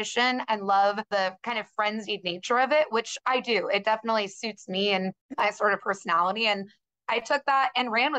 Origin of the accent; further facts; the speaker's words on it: San Diego, California, United States; also born or lived in Boulder, Colorado / Los Angeles; I'm from San Diego, California originally.